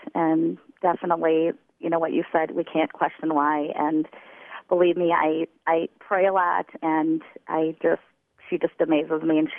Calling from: Minneapolis, Minnesota, United States; From Minneapolis.

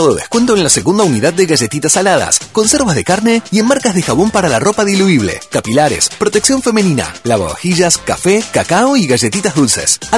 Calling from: Río Grande, Tierra del Fuego, Argentina; Hola, los estoy escuchando … de Río Grande.

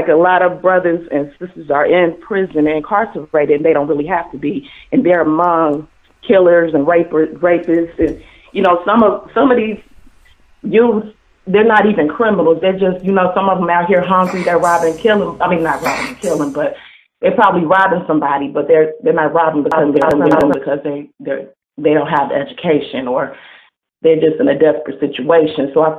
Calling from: Cincinnati, Ohio, United States; I'm calling from Cincinnati, Ohio.

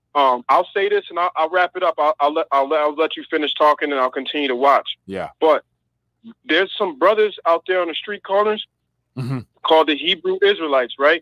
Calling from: Massachusetts, United States; I'm calling from Massachusetts

